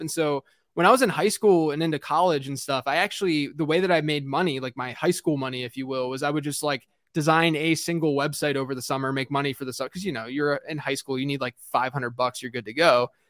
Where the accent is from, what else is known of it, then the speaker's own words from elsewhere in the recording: Pittsburgh, Pennsylvania, United States; I grew up in Pittsburgh